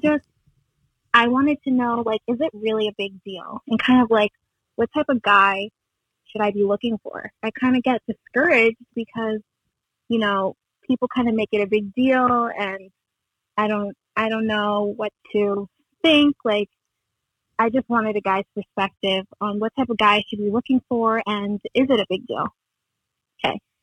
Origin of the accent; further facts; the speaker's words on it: Massachusetts, United States; I'm from Massachusetts